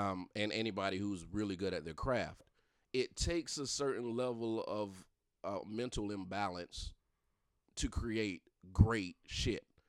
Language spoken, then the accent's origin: English; Darlington County, South Carolina, United States; I'm from the country. I ain't gonna lie. I'm from Darlington County